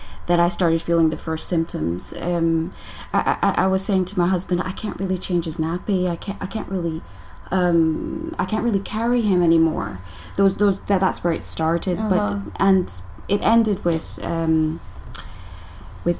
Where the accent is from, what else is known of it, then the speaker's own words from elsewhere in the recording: Denmark; moved away as an adult; now in Glasgow, United Kingdom; And then I moved to Glasgow after. I'm from Denmark